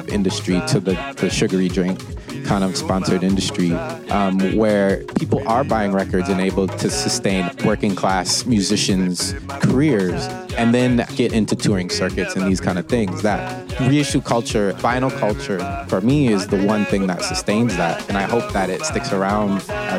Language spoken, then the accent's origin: English; United States; I'm born and raised in America.